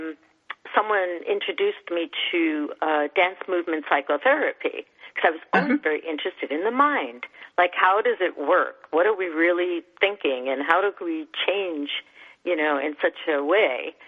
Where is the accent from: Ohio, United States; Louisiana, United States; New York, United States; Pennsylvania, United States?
New York, United States; New York City; I'm born and raised in New York